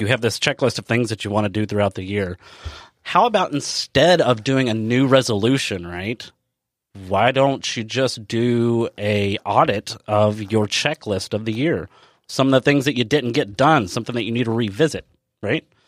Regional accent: Kentucky, United States; we're from Kentucky

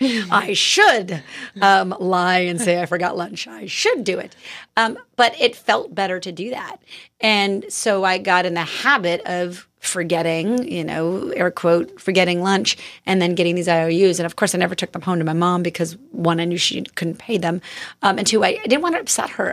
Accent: Tucson, Arizona, United States; also born or lived in Mission Viejo, California; I was born in Mission Viejo, but I grew up in Tucson, Arizona

